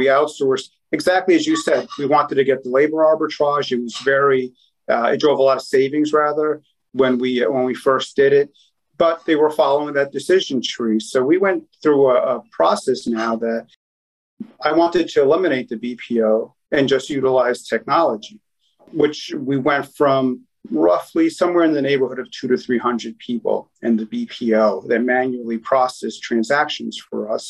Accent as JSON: {"language": "English", "town": "New York City", "region": "New York", "country": "United States", "tie": "born or raised there", "said": "I was born and raised in Queens, New York."}